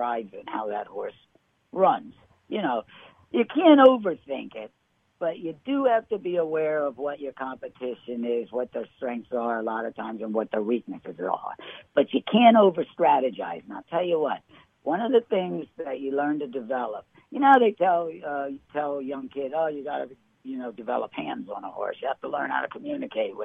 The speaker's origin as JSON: {"language": "English", "town": "Marlton", "region": "New Jersey", "country": "United States", "tie": "born or raised there", "also_born_or_lived": "Mount Holly, New Jersey", "said": "When I was a little kid, I was born in Mount Holly, New Jersey, and my uncle had a farm in Marlton, New Jersey. To the age of nine, I lived on my uncle's farm with my parents"}